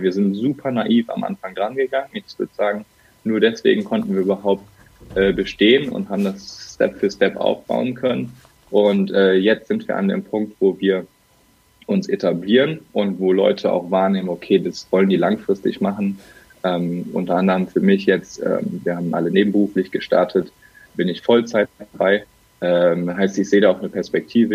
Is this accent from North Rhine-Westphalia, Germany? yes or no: yes; Bergisches Land, North Rhine-Westphalia, Germany; now in Cologne, Germany; Gebürtig komme ich rechtsrheinisch aus dem Bergischen. Mittlerweile bin ich aber in Köln richtig zu Hause